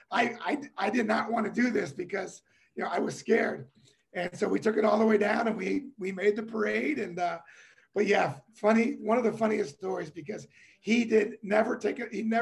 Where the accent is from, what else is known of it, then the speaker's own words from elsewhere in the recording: Cincinnati, Ohio, United States; I'm a kid from Cincinnati, Ohio.